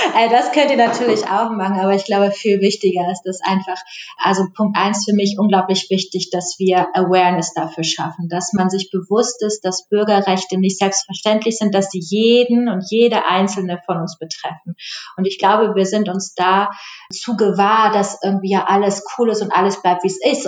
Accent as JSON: {"language": "German", "country": "Germany", "said": "wir als Deutsche"}